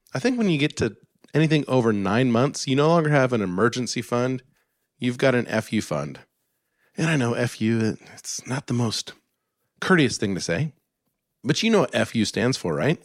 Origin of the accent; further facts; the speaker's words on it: Alaska, United States; where I grew up in Alaska in the snow